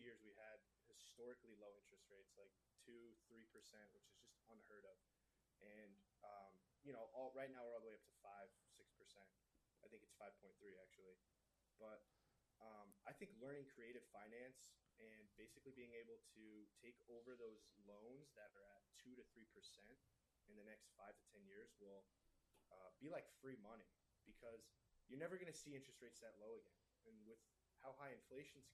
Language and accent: English; Connecticut, United States; moved away as an adult; now in Arizona, United States; I'm from Connecticut originally, so I actually only moved out here 4 years ago.